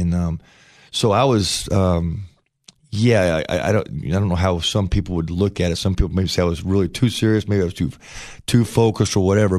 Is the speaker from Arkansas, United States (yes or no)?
no; Paintsville, Kentucky, United States; moved away; also born or lived in Chillicothe, Ohio / Ashland, Kentucky; I'm from Kentucky. I grew up in Kentucky